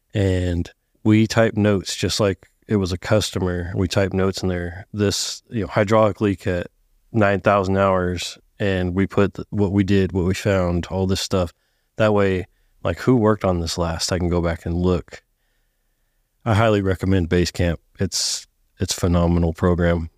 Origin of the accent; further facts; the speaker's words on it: Sacramento, California, United States; moved away as an adult; now in Texas, United States; I grew up in Northern California. Outskirts of Sacramento area.